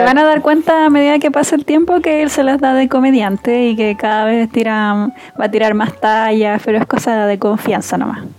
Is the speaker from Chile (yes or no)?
yes; Antofagasta, Chile; now in Santiago, Chile; yo soy de Antofagasta, pero ahora estoy viviendo en Santiago